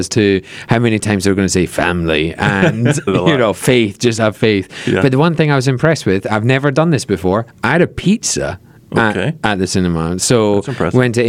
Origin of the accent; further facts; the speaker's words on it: Scotland, United Kingdom; moved away; as a Scotsman